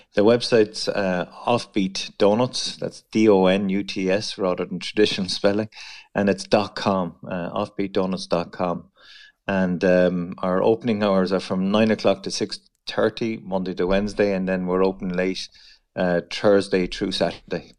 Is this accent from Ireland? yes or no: yes; Mitchelstown, Munster, Ireland; moved away as an adult; also born or lived in Dublin; I am um, from Mitchelstown, Kilworth area, so North Cork. I was born in North Cork